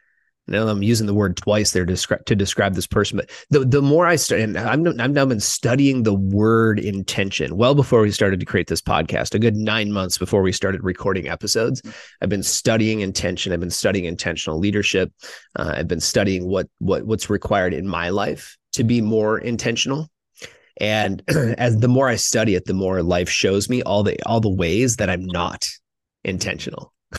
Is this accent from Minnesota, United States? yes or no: yes; Minnesota, United States; moved away; I grew up in Minnesota.